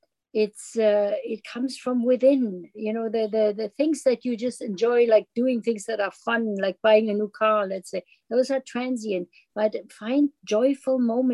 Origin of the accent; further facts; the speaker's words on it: Germany; moved away; when I immigrated in from Germany